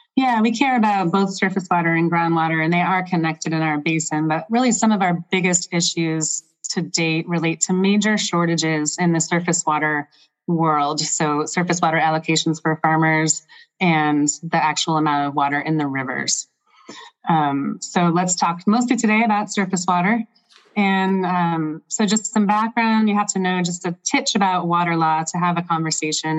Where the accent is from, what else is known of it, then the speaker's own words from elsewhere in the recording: Michigan, United States; now in Central Oregon, United States; I grew up on lakes in Michigan